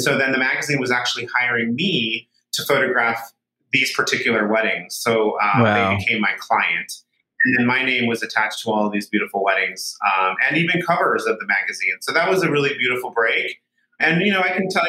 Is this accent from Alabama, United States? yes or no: no; Solvang, California, United States; also born or lived in San Francisco; this small little town called Solvang, which is where I grew up in California